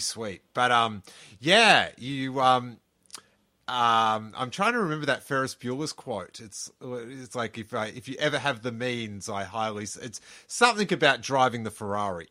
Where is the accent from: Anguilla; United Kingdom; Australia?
Australia; moved away as an adult; now in California, United States; from Aus-, where I grew up